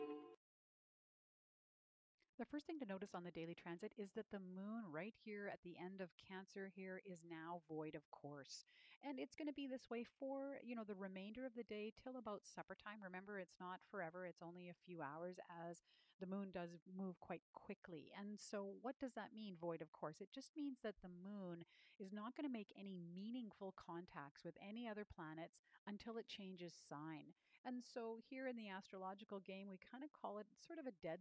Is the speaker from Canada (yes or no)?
yes; Canada; I'm a Canadian